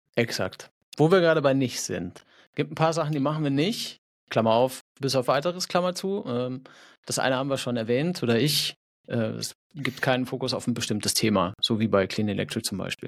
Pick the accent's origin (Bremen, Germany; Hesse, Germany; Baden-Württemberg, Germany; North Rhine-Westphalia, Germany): North Rhine-Westphalia, Germany; now in Fahrenzhausen, Germany; Ich komme eigentlich aus Nordrhein-Westfalen.